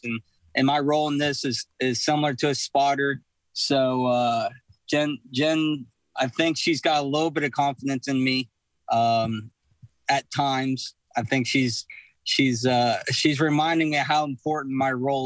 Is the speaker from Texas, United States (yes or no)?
yes; Texas, United States; I'm from Texas